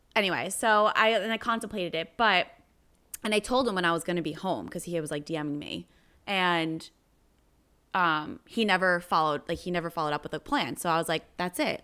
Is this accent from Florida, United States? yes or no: no; New Jersey, United States; I'm from New Jersey